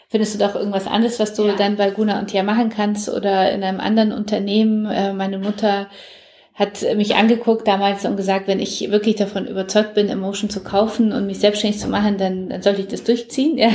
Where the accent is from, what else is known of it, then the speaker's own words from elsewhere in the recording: Poland; German is a second language; now in Germany; Ich komme ja selber aus Polen und mir war es sehr wichtig, dass sie auch aus Polen kommt ah, und meine cool. Tochter auch Polnisch spricht, ja.